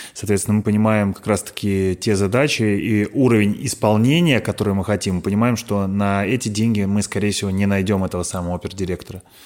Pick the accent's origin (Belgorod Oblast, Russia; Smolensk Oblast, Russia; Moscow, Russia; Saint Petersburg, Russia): Smolensk Oblast, Russia; Smolensk; ехал в родной город Смоленск